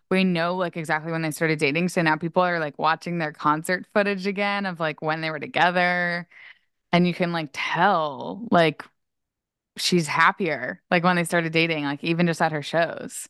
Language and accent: English; Maryland, United States; I grew up skiing in Maryland and, like, around Maryland